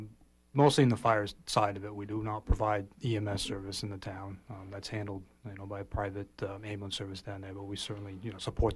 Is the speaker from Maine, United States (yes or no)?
yes; Mount Desert, Maine, United States; moved away as an adult; I was released from active duty military, moved back to my hometown, down on MDI.